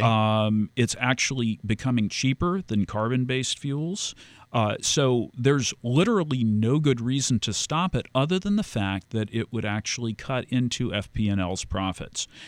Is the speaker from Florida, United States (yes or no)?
yes; Key Biscayne, Florida, United States; I grew up on Key Biscayne